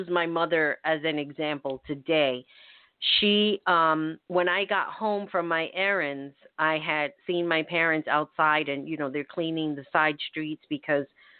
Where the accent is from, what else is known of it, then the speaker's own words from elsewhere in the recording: New York City, New York, United States; as a New Yorker